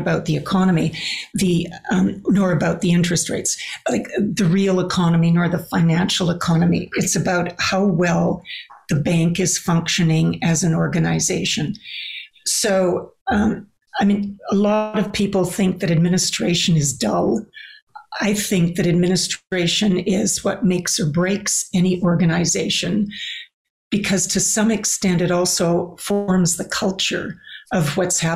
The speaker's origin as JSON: {"language": "English", "country": "Canada", "said": "as a Canadian"}